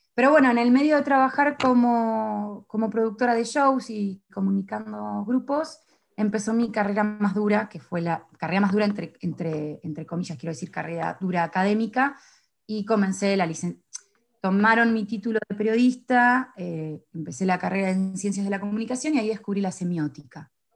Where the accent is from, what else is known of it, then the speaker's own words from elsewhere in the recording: Mar del Plata, Buenos Aires Province, Argentina; moved away as an adult; now in Paris, France; yo vengo de Mar del Plata